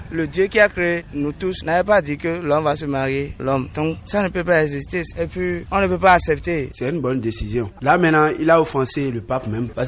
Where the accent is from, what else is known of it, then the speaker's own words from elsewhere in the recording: Benin; Moi, je suis d'accord avec lui que, en tant que béninois, un béninois, nous, nous sommes les Africains.